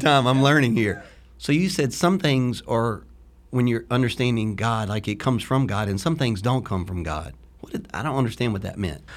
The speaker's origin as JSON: {"language": "English", "region": "Louisiana", "country": "United States", "moved": "yes", "lives_now": "Florida, United States", "said": "when you're from Louisiana"}